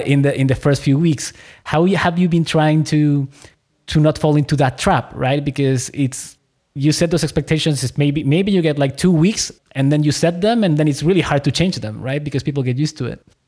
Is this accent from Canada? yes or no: no; Chile; I was born in Chile.